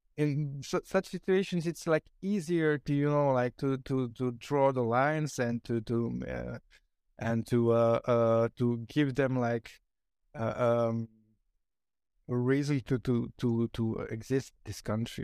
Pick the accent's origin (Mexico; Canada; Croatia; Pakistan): Croatia; now in Belgium; in Croatia, we started learning English in my third or fourth grade